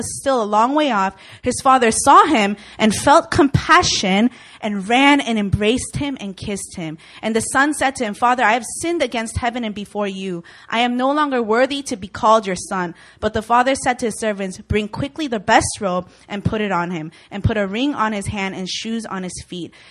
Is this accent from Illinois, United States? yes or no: yes; Chicago, Illinois, United States; I am from Chicago, Illinois, born and raised, and Midwest